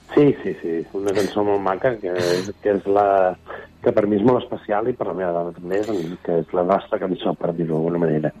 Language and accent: Catalan; Barcelona, Catalonia, Spain; som de Barcelona